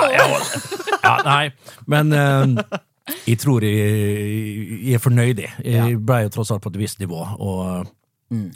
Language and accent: Norwegian; Vestnes, Møre og Romsdal, Norway; Jeg kommer jo fra nabokommunen Vestnes